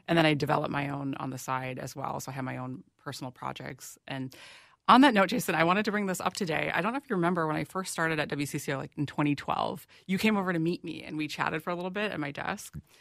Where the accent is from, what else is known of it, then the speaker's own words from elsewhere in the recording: Plymouth, Minnesota, United States; i grew up in, in plymouth